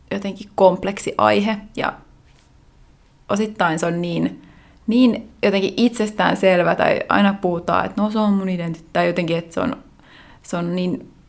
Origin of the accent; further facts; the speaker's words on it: Lahti, Päijät-Häme, Finland; now in Vienna, Austria; Ja, joo, mä oon periaatteessa lahtelainen, mutta sitten mä oon niin pitkään Viinissä, että mä oon myös viiniläinen.